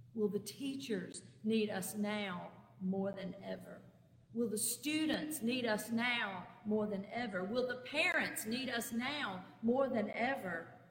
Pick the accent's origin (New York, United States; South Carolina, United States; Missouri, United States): South Carolina, United States; Clinton; My hometown of Clinton, South Carolina, is located on the interstate almost exactly halfway between Columbia and Greenville in upstate South Carolina